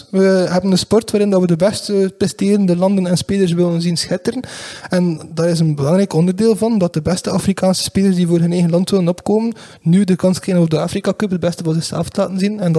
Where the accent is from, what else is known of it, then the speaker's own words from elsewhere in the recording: Belgium; want het is enorm storend dat wij dat als, als, als Belg niet kunnen terugvinden op televisie